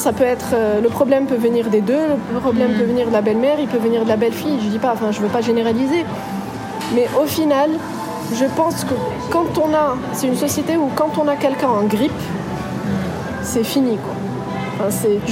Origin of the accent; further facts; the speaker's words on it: Casablanca, Casablanca-Settat, Morocco; moved away as an adult; also born or lived in France; Je suis née à Casablanca, j'ai grandi à Casablanca et à 18 ans j'ai quitté le Maroc pour aller en France